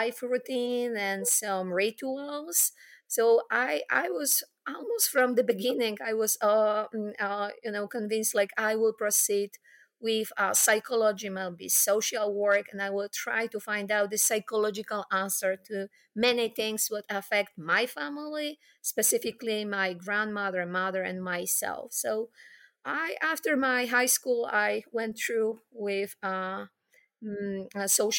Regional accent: Poland; So I grew up in Poland, post-war Poland

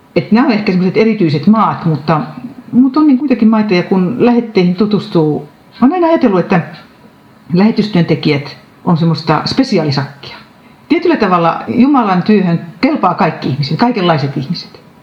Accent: Sastamala, Pirkanmaa, Finland; moved away as an adult; now in Forssa, Finland; Sastamalasta, mistä olen kotoisin

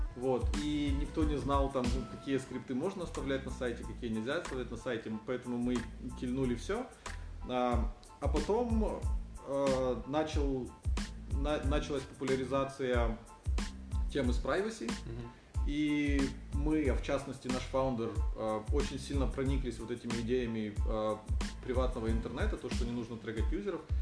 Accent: Ukraine; moved away as an adult; now in Singapore; я из Украины

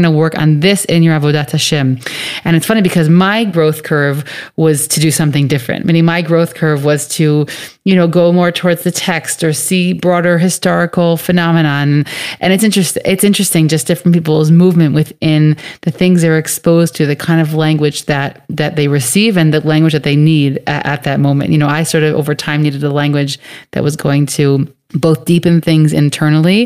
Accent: United States; where I grew up in the States

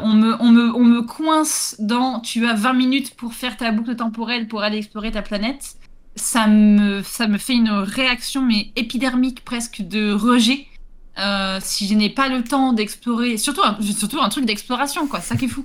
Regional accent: Gironde, Nouvelle-Aquitaine, France; chez moi, en Gironde

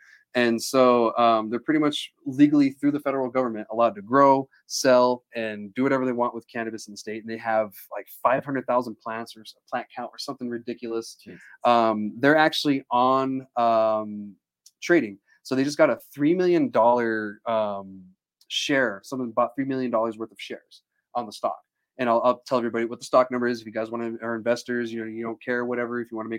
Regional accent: New Mexico, United States; also born or lived in Hawaii; I was from New Mexico.

